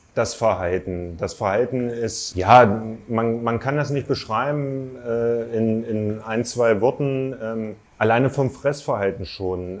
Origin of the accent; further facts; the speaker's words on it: Thuringia, Germany; now in Wolfsburg, Germany; wohne seit circa acht Jahren in Wolfsburg, bin 37 Jahre alt, geboren in Thüringen 1984